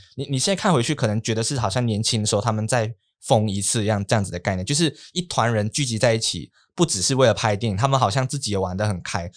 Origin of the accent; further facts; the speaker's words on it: Malaysia; 我们在马来西亚华人